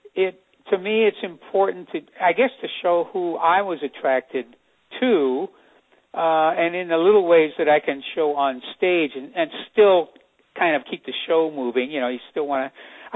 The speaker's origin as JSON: {"language": "English", "town": "El Cerrito", "region": "California", "country": "United States", "tie": "born or raised there", "said": "my hometown of El Cerrito"}